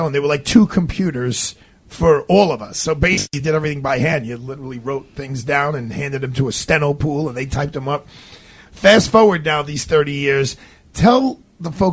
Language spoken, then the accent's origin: English; New York City, New York, United States; we were both from Brooklyn